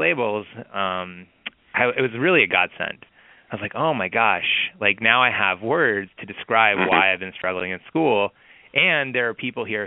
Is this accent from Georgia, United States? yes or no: yes; Atlanta, Georgia, United States; I grew up in Atlanta, Georgia